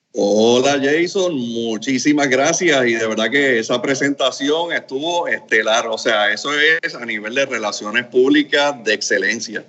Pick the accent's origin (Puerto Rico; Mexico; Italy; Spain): Puerto Rico; also born or lived in Camagüey, Cuba; yo me siento cubarriqueño, eh, porque la verdad que desde los tres años estoy en Puerto Rico